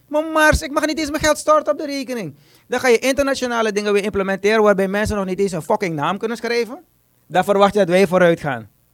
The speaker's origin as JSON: {"language": "Dutch", "country": "Suriname", "said": "Ik ben een Surinamer."}